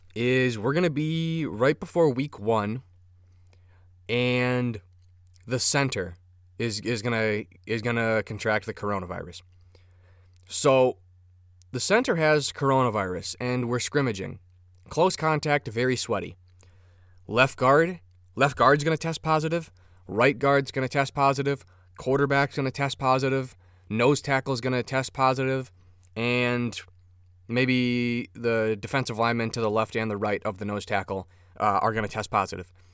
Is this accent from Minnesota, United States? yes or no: yes; Minnesota, United States; I'm Minnesotan